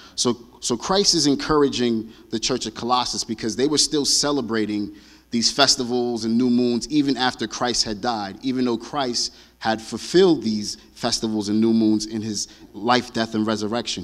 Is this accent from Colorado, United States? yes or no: no; New York City, New York, United States; I grew up in Brooklyn, New York